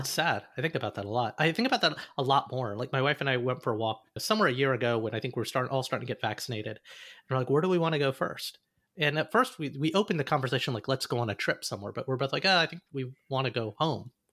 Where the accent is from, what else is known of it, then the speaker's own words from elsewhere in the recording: Alabama, United States; the house I grew up in in Alabama